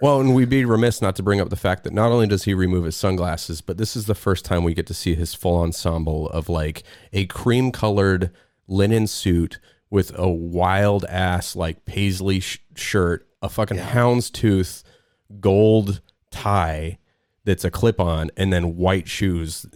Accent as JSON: {"language": "English", "town": "Salt Lake City", "region": "Utah", "country": "United States", "said": "I'm from Salt Lake"}